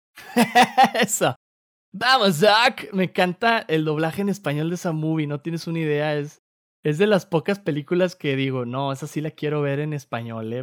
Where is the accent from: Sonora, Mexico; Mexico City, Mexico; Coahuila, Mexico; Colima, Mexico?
Coahuila, Mexico; Torreón; moved away; yo crecí en Torreón